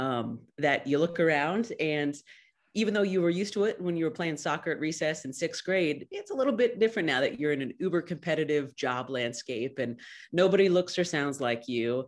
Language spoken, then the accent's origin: English; Clovis, California, United States; also born or lived in Fresno; I was born in Fresno and raised in nearby Clovis